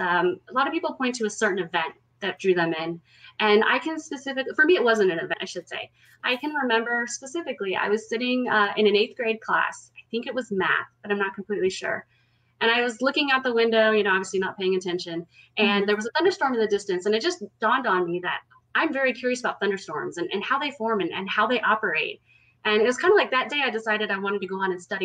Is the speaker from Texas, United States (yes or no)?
yes; Houston, Texas, United States; also born or lived in Chicago area; I am born and mostly raised in Texas. I'm originally from the Houston area